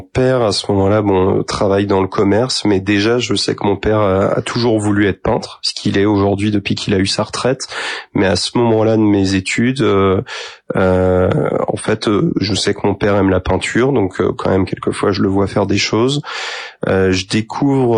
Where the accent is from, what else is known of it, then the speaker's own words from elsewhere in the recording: Saint-Mathurin-sur-Loire, Pays de la Loire, France; also born or lived in Angers; j'ai grandi après à Saint-Mathurin, euh, donc entre Angers et Saumur